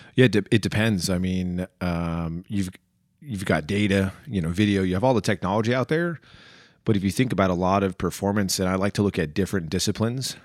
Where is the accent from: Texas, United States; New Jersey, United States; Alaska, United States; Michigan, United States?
New Jersey, United States; born or raised there; also born or lived in Chicago, Illinois